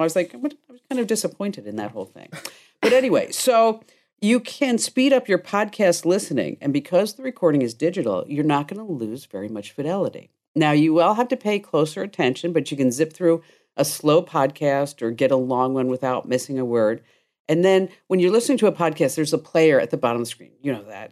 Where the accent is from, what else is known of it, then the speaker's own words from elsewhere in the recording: Watchung, New Jersey, United States; this is where I grew up on Johnston Drive in Watchung, New Jersey.